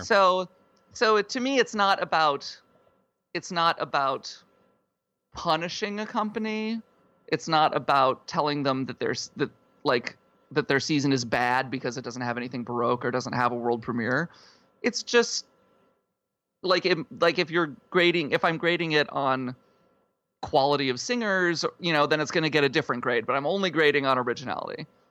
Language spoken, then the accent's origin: English; South Dakota, United States; I, uh, grew up in South Dakota.